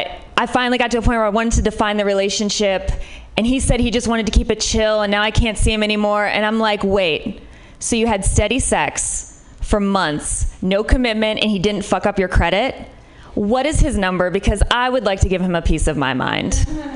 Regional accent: Midwest, United States; Like, I'm from the Midwest, which might be part of it.

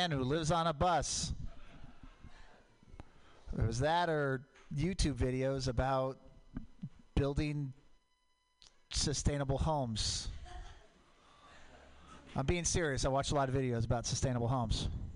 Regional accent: Portland, Oregon, United States; moved away; I grew up in Portland

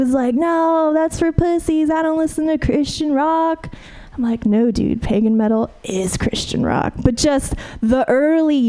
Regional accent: Fresno, California, United States; moved away; I'm from the Central Valley originally

